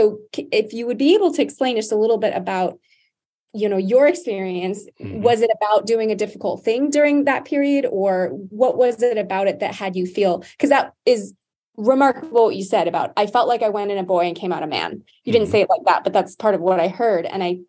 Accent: Hawaii, United States; and I'm originally from Hawaii, that's where I'm from. I'm not Native Hawaiian

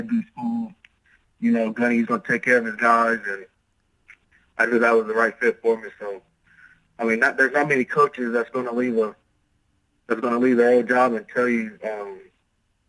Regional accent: Abilene, Texas, United States; my hometown at Abilene Christian

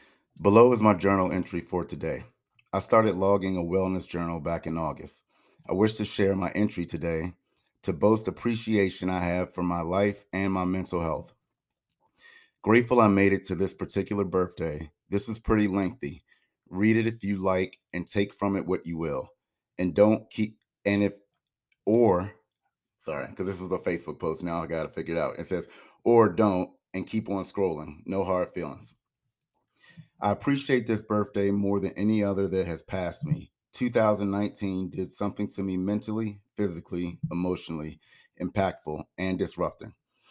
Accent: Maryland, United States; I decided to have a celebration of life for my brother Curtis back where I grew up in Maryland.

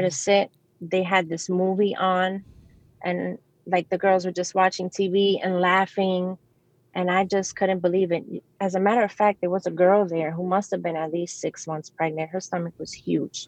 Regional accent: New York City, New York, United States; I grew up in New York City. I was um, I grew up in the Bronx

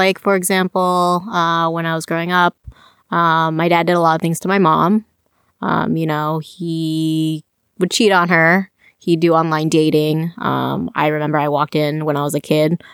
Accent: Champaign, Illinois, United States; moved away as an adult; also born or lived in Chicago, Illinois / Iowa City, Iowa; I was born in Champaign, grew up there

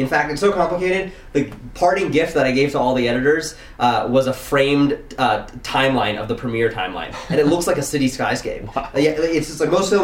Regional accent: Silicon Valley, California, United States; I grew up in Silicon Valley.

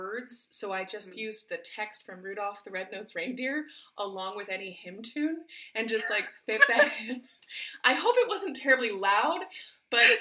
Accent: Midland, Michigan, United States; also born or lived in Princeton, New Jersey / Fargo, North Dakota; And then we moved to Michigan, I guess it was 96. Yeah, I was 9 years old

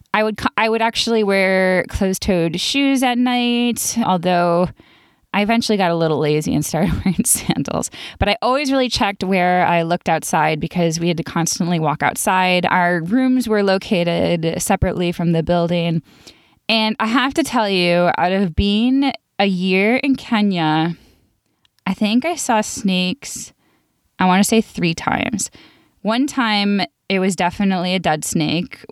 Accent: Buffalo, New York, United States; I grew up in Buffalo, New York, where we didn't have any venomous snakes

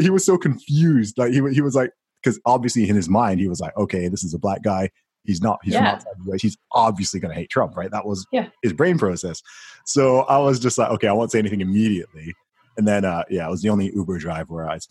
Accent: United Kingdom; I'm from the UK

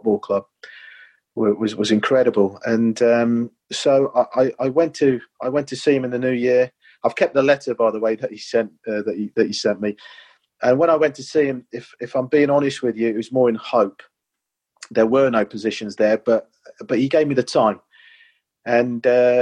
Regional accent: Coventry, West Midlands, United Kingdom; I've always been a huge Coventry City fan, born and bred there.

